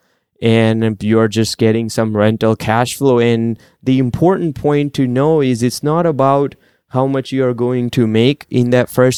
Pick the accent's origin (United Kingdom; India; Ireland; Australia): India; moved away; So I grew up in India